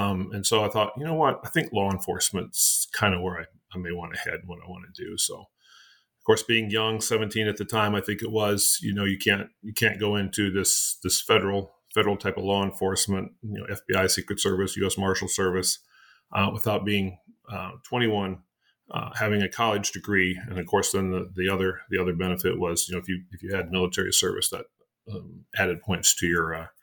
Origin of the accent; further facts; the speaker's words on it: Amarillo, Texas, United States; moved away as an adult; also born or lived in Sioux Falls, South Dakota / De Smet, South Dakota / Europe; spent my years growing up there in Texas